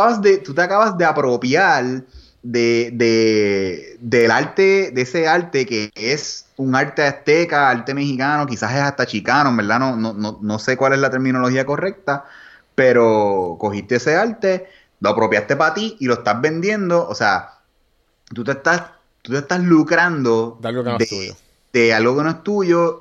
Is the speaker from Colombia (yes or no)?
no; Puerto Rico; moved away as an adult; also born or lived in Austin, Texas; Los puertorriqueños